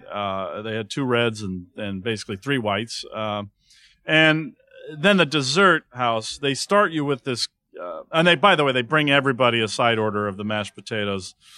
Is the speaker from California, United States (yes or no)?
yes; Santa Monica, California, United States; a great cheese shop we have in my hometown in Santa Monica